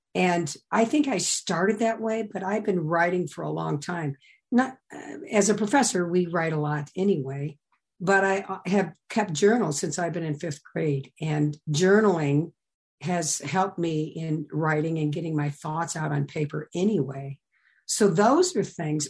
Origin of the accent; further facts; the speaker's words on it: Midwest, United States; I came from the Midwest